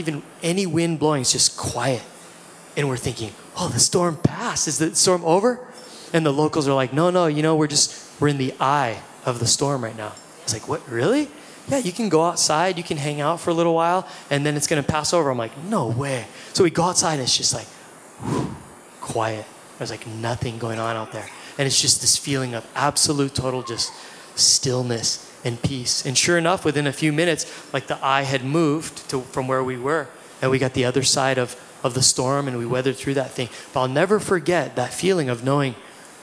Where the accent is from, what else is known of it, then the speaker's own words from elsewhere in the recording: Hawaii, United States; we're all kids from Hawaii